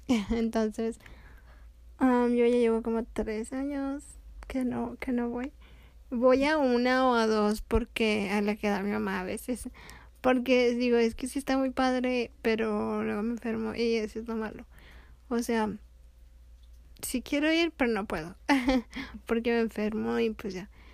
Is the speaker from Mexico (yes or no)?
yes; Mexico; como familia mexicana, pues los tres años o los 15 años son los que más ah, se festejan aquí en México